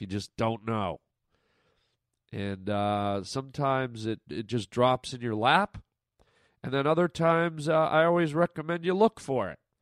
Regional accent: Canada; now in United States; all my Canadian friends listening right now, my fi- my fellow countrymen and women

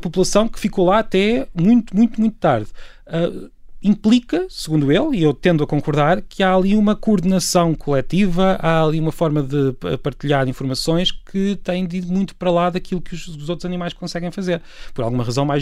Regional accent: Peniche, Leiria District, Portugal; histórias da minha terra, que eu venho de Peniche

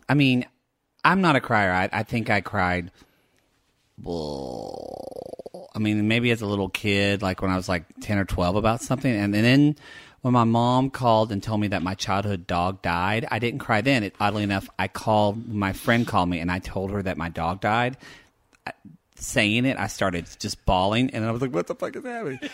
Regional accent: the South, United States; growing up in the South

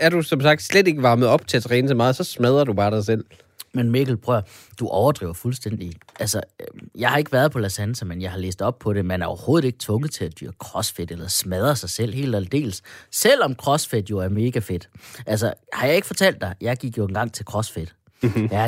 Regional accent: Denmark; det er bare, fordi jeg er en ægte dansker, så jeg stoler ikke på mennesker, der ikke taler dansk, eller ligner mig.

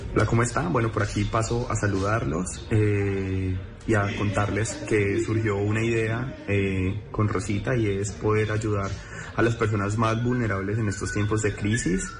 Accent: Tuluá, Valle del Cauca, Colombia; yo soy afiliado a la Liga del Valle porque pues eh, soy de Tuluá

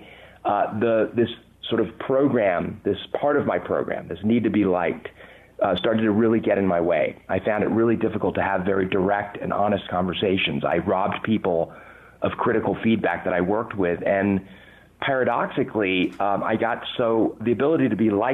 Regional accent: Southern California, United States; accent: English; also born or lived in London, England; I was 8 years old when I came to the U.S. I was born in London, England, and I can tell you, you know, at age eight, having an English accent in Southern California

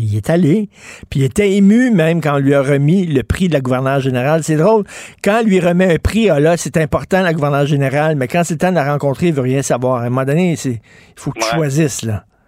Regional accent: Quebec, Canada; first language French; Je suis chez nous au Québec

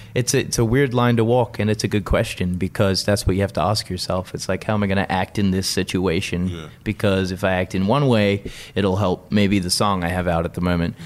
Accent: Sydney, New South Wales, Australia; moved away; also born or lived in United Kingdom; where I grew up in South Windsor, Sydney

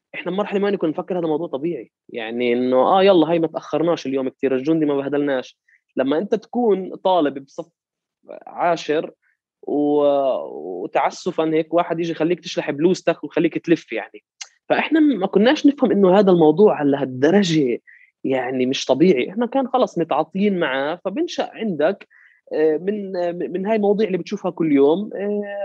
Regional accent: Jerusalem, Palestine; also born or lived in Hebron / Jordan; أنا انولدت في مدينة القدس وتعلمت في مدارسها لحد الجامعة

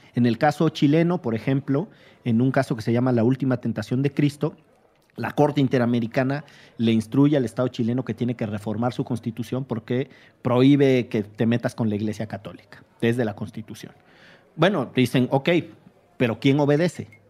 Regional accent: Veracruz, Mexico; yo soy veracruzano

